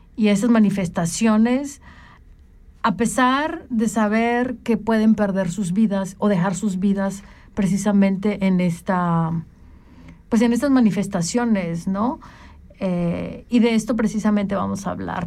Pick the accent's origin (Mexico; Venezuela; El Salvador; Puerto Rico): Mexico; las que somos mexicanas